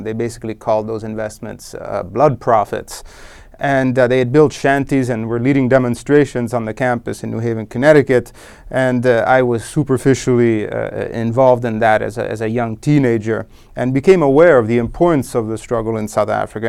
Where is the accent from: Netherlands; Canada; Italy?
Italy; Rome, Lazio; I was born in Rome, Italy, in nineteen seventy, and I grew up there.